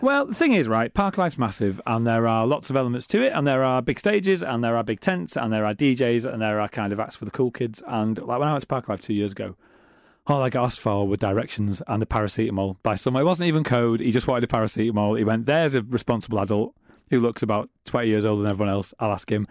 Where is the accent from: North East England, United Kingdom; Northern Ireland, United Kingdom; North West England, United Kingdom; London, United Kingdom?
North East England, United Kingdom; Middlesbrough; now in Manchester, United Kingdom; I'm from Middlesbrough